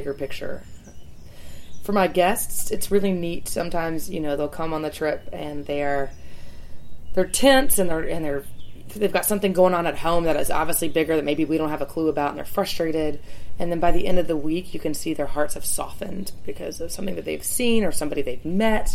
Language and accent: English; Lookout Mountain, Georgia, United States; also born or lived in New Zealand; growing up in Lookout is sensational